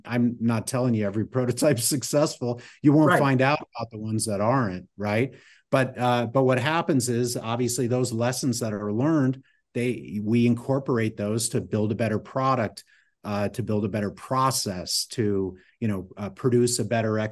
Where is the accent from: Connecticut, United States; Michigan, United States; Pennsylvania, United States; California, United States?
Connecticut, United States; moved away; when I grew up in Connecticut.